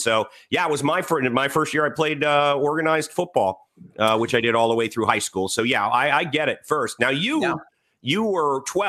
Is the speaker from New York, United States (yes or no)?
no; Washington, District of Columbia, United States; I grew up in Washington, D.C., military folks everywhere. Annapolis isn't far away.